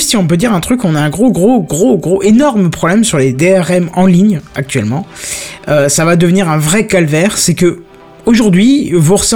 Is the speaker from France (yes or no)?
yes; north-east France, France; C'est parce qu'on vient du nord-est de la France.